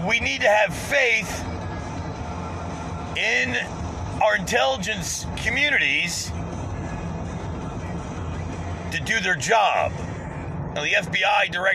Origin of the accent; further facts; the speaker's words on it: United States; as an American